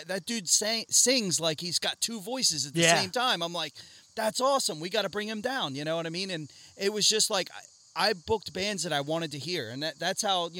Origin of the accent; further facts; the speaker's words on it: Doylestown, Pennsylvania, United States; also born or lived in Lansdale, Pennsylvania; I grew up in Doylestown and Lansdale.